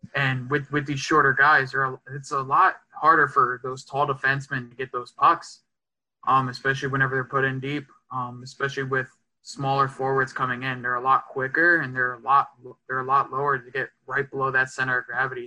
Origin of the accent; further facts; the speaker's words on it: Dallas, Texas, United States; I'm a native of Dallas, Texas